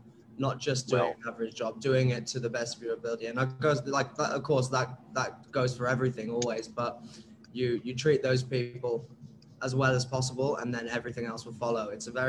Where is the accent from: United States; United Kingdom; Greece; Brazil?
United Kingdom; accent: British; moved away as an adult; now in Australia; As you can tell by my British accent, I've got all of my friends, all of my main friends from ages 10 to 22 who live in the UK and in parts of Europe.